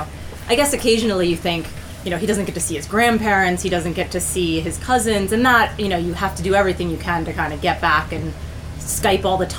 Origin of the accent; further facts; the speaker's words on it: Mexico City, Mexico; also born or lived in Brazil / Uruguay; now in Bali, Indonesia; I grew up in Mexico City